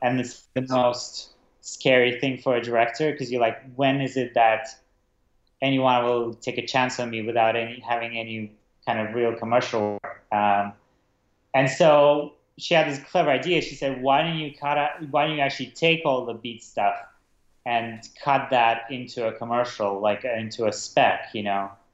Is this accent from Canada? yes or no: no; Prague, Czechia; moved away as an adult; also born or lived in Russia / London; I was born in Russia as a kid um, I moved to Prague, um, and that's where I kind of grew up, Prague, Czech Republic.